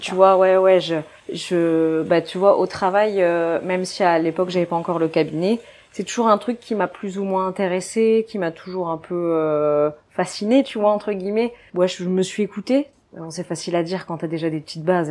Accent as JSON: {"language": "French", "town": "Dunkirk", "region": "Hauts-de-France", "country": "France", "also_born_or_lived": "Belgium", "moved": "as an adult", "lives_now": "Réunion, France", "said": "je suis originaire du nord de la France, donc de Dunkerque"}